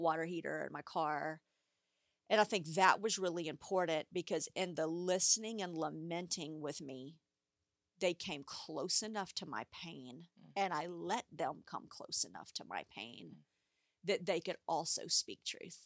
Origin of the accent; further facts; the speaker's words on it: United States; as an American society